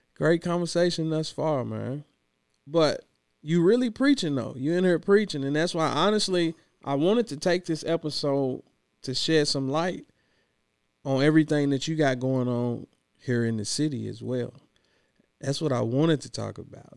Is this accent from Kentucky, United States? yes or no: yes; Clinton, Kentucky, United States; now in Louisville, United States; I'm from Clinton, Kentucky, Western Kentucky